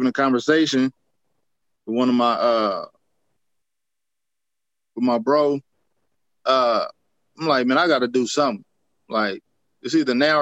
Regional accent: Stockton, California, United States; also born or lived in Savannah; from Stockton, growing up on the East Side

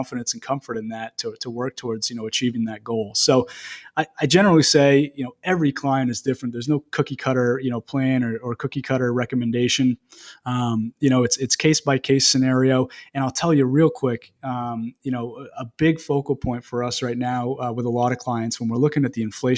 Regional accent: Greene, Maine, United States; also born or lived in Bangor, Maine / South Portland, Maine; I was born and raised in a small town, Green, right outside of Lewiston.

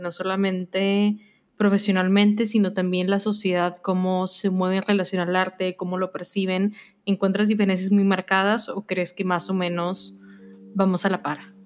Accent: Mexico; siendo mexicanos

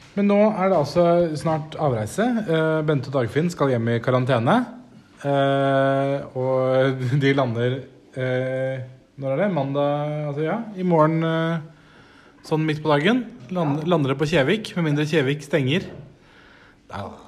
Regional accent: Nesodden, Akershus, Norway; Det kaller vi for dragegrass hjemme på Nesodden

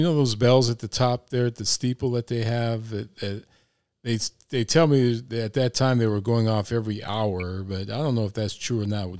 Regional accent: New Orleans, Louisiana, United States; now in El Paso, United States; I was born in New Orleans.

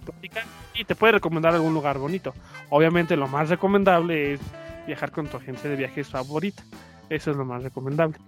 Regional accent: Mexico; como cualquier mexicano

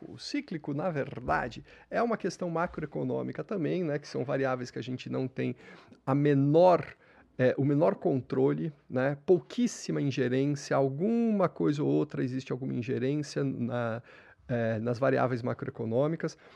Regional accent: Santos, São Paulo, Brazil; Sou nascido em Santos.

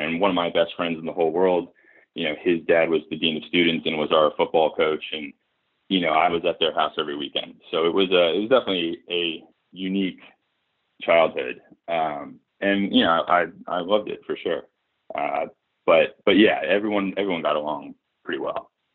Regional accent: Hartford, Connecticut, United States; moved away as an adult; also born or lived in Boston, Massachusetts / Upper West Side, Manhattan, New York; I grew up in New England. So born in Boston. Uh, childhood outside of Hartford, Connecticut

